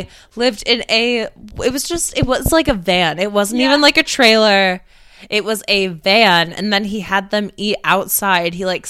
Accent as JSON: {"language": "English", "country": "United States", "moved": "yes", "said": "Did I tell you I'm from America?"}